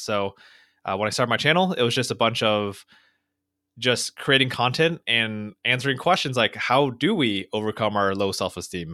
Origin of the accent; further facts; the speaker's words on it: Fountain Valley, California, United States; I grew up in Orange County, California, uh, in this tiny little town called Fountain Valley